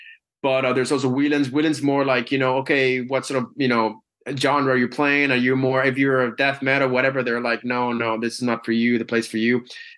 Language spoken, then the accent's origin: English; Dublin, Leinster, Ireland; I'm from Dublin, you know, I'm a proper Dub, you know.